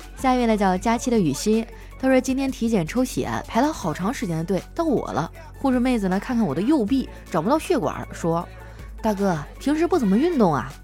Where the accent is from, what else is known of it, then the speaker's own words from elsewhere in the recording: Heilongjiang, China; 我老家是黑龙江的嘛，不靠海